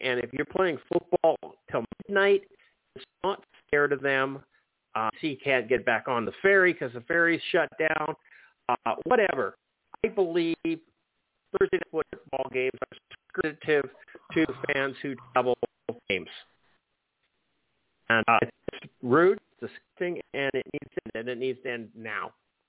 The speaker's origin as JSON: {"language": "English", "country": "Canada", "said": "as a Canadian"}